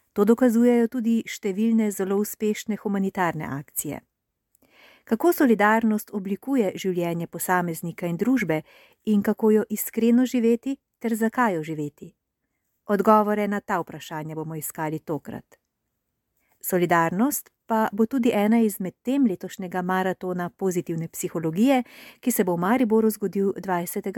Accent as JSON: {"language": "Slovenian", "country": "Slovenia", "said": "smo se Slovenci"}